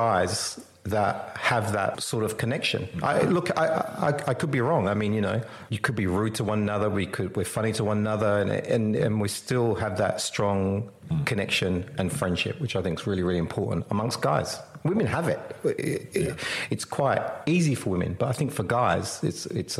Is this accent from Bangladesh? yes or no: no; England, United Kingdom; moved away as an adult; also born or lived in London; now in Perth, Australia; I grew up in England. You know, I came to Australia in 86.